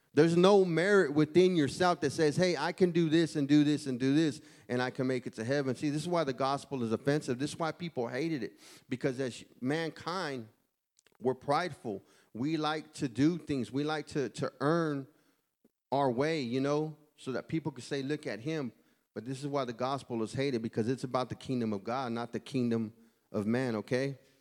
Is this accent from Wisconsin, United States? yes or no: no; Houston, Texas, United States; I'm from Houston, Texas.